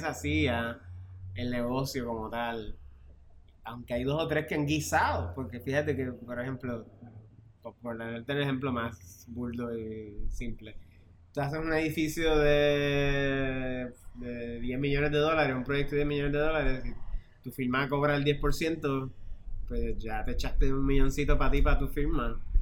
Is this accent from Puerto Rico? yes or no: yes; Puerto Rico; also born or lived in Mexico / New York; somos nosotros, los puertorriqueños